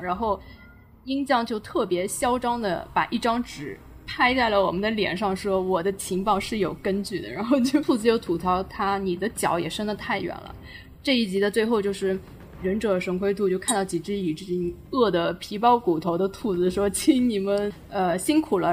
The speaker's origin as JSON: {"language": "Chinese", "country": "China", "said": "还是觉得我们中国人还是像，就是拿以前的那种眼光来看我们"}